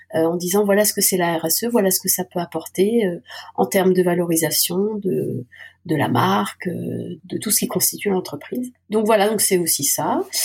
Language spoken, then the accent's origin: French; Alsace, Grand Est, France; also born or lived in Moscow / London; now in Lyon, France; je suis revenue dans ma terre natale ou ma terre de cœur, puisque je suis alsacienne